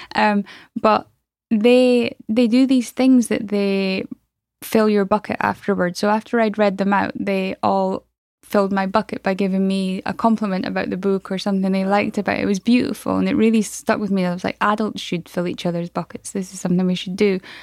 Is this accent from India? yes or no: no; Aberdeen, Scotland, United Kingdom; I'm from Aberdeen in Scotland